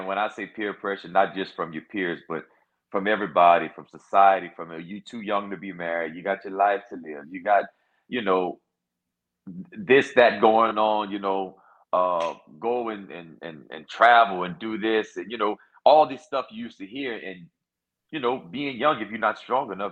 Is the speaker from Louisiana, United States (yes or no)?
yes; Louisiana, United States; born and raised in Louisiana. You know, love it. Proud to be from Louisiana